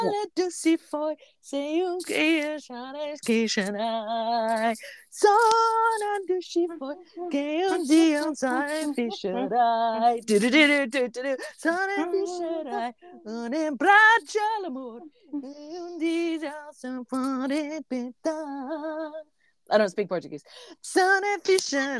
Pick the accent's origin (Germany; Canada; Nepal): Canada; Being Canadian